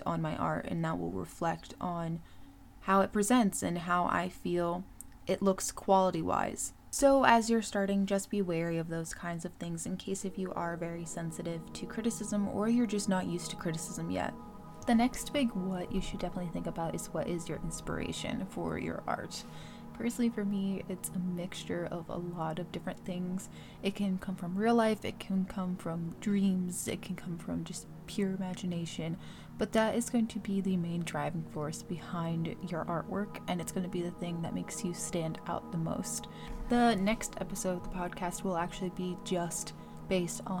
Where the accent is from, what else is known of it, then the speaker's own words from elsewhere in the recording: Maryland, United States; I'm from Maryland. We have a weird accent